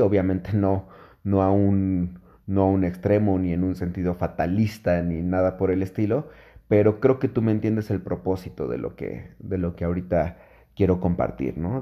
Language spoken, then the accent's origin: Spanish; Mexico City, Mexico; yo soy de la Ciudad de México